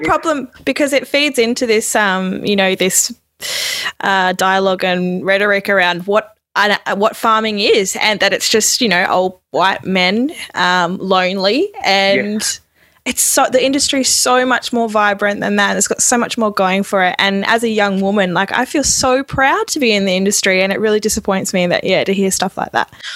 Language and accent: English; Jandowae, Queensland, Australia; moved away; I'm from Queensland